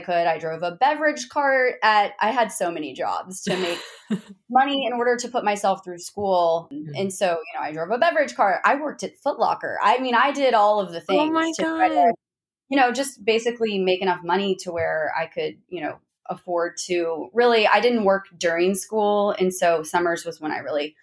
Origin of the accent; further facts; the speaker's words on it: Zanesville, Ohio, United States; moved away as an adult; also born or lived in Columbus, Ohio; now in Houston, United States; I was born and raised in Zanesville, Ohio